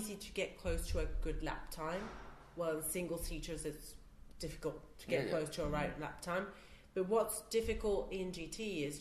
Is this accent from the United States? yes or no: no; Italy